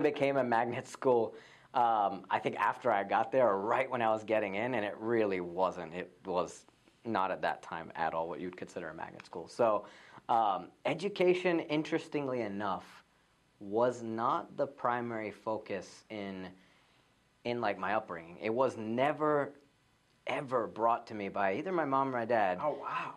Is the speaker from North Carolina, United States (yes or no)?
yes; Raleigh, North Carolina, United States; also born or lived in Fayetteville; I was born in Raleigh, and my parents came just a few years before I was born.